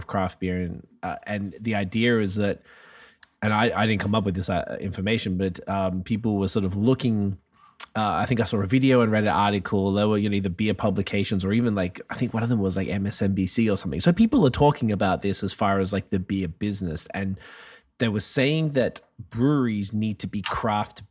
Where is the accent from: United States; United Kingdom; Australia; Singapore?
Australia; moved away; I grew up in Australia